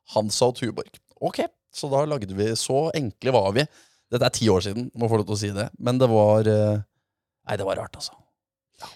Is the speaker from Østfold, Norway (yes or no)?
yes; Moss, Østfold, Norway; Jeg er fra Moss